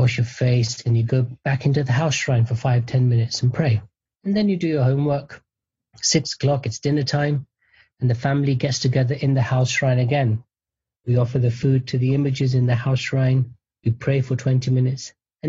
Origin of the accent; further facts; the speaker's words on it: United Kingdom; I was born and raised in the United Kingdom.